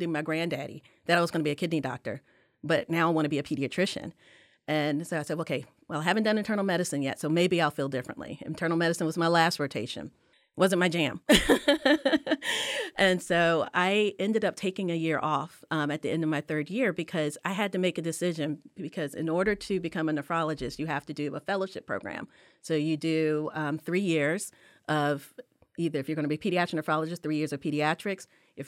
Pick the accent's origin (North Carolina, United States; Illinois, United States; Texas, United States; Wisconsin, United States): North Carolina, United States; Durham; born there; All of my blood is from South Carolina, even though I was born in Durham.